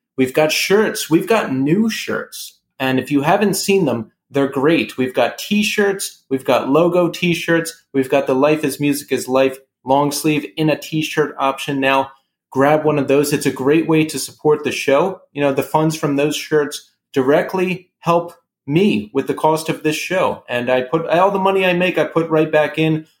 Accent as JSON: {"language": "English", "region": "New York", "country": "United States", "tie": "born or raised there", "said": "shows we went to growing up in New York"}